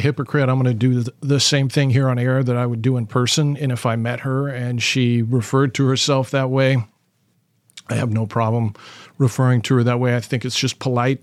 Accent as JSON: {"language": "English", "region": "California", "country": "United States", "tie": "born or raised there", "moved": "yes", "lives_now": "Portland, United States", "said": "I grew up in California in the seventies"}